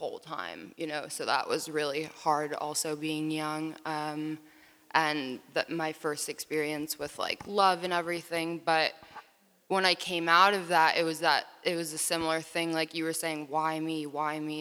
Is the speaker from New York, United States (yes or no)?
yes; New York, United States; We grew up in New York going to a Sufi mosque in Tribeca